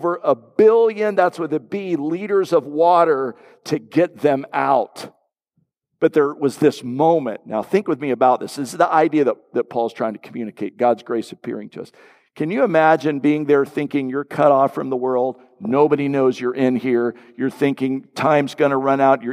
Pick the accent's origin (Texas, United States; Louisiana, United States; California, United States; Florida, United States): Florida, United States; growing up in Florida, everything water, just love anything to do with the water